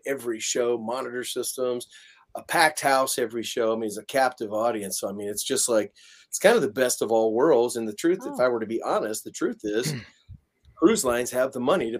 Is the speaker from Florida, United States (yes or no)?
yes; Florida, United States; moved away as an adult; also born or lived in Los Angeles, California; now in Kansas City, United States; I'm from a country based family, and I was raised in Florida, and then I lived in LA for 30 years